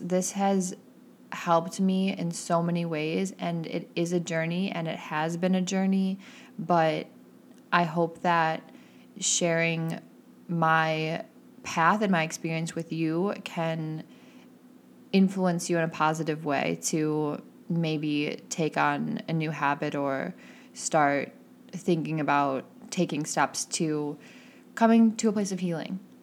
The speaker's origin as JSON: {"language": "English", "region": "Midwest", "country": "United States", "tie": "born or raised there", "said": "growing up in the Midwest"}